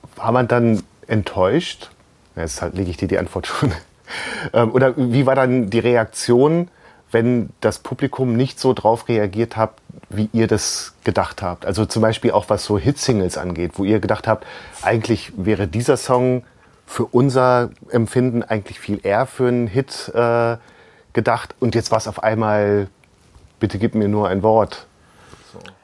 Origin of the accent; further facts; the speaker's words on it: Burgdorf, Lower Saxony, Germany; wir kommen beide aus Burgdorf.